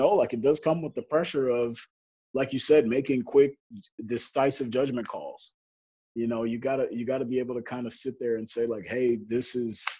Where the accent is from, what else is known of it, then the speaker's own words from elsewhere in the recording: Chicago, Illinois, United States; I'm from Chicago, so I grew up with the Bulls